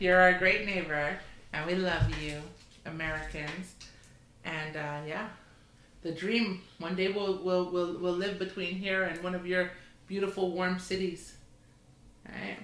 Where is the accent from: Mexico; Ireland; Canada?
Canada; We're the Canadian mother son